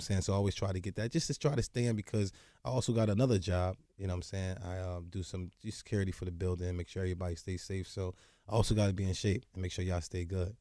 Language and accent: English; New Jersey, United States; growing up in the hood, growing up in New Jersey.